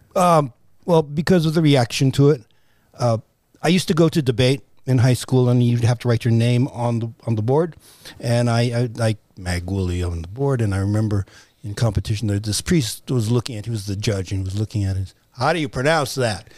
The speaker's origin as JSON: {"language": "English", "country": "United States", "tie": "born or raised there"}